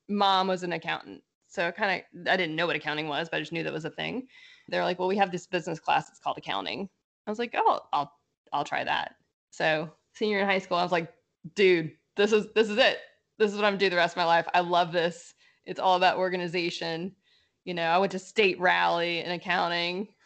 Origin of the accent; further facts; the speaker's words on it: Lafayette, Louisiana, United States; accent: Cajun; where I grew up was around Lafayette